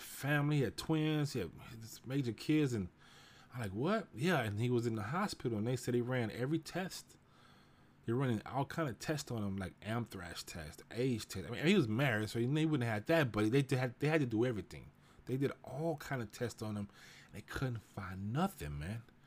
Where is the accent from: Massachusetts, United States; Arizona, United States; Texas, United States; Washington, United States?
Texas, United States; Houston; I grew up in Houston, you know, I grew up in Fifth Ward, the nickel